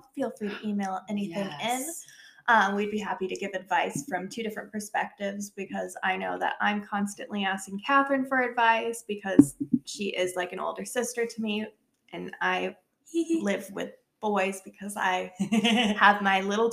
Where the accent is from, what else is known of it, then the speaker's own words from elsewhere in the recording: California, United States; moved away as an adult; now in North Carolina, United States; I'm originally from California